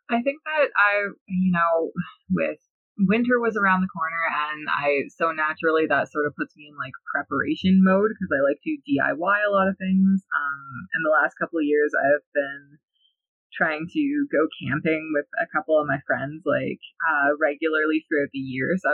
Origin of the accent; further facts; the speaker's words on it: near Hiawatha First Nation, Ontario, Canada; one of the indigenous communities that's really close to my hometown. He's from Hiawatha First Nation.